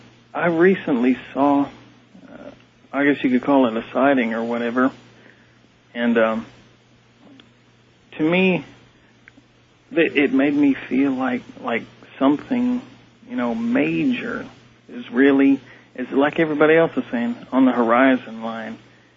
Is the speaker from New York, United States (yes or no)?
no; Texas, United States; I'm from Texas, and it's nice to hear your voice again.